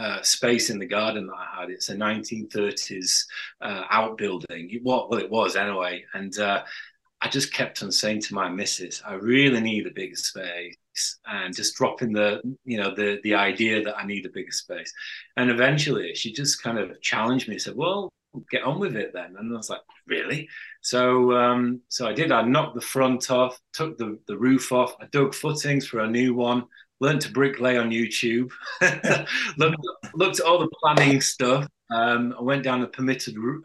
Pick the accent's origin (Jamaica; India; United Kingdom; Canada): United Kingdom; Yorkshire and the Humber; I'm a Yorkshire lad.